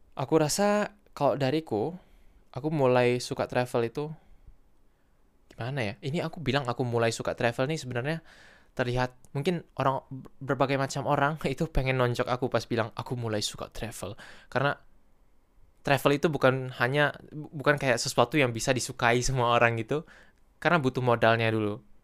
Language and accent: Indonesian; Pekanbaru, Riau, Indonesia